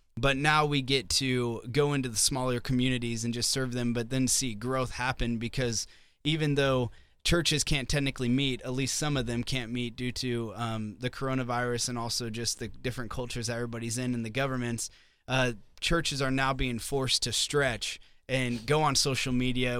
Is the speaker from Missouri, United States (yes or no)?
yes; Southwest Missouri, United States; also born or lived in Nashville; now in Sioux Falls, United States; I'm from Southwest Missouri